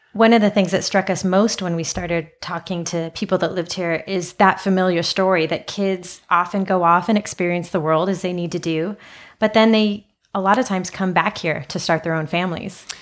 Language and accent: English; Los Angeles, California, United States; moved away as an adult; also born or lived in Pasadena; now in Santa Ynez Valley, United States; growing up in Los Angeles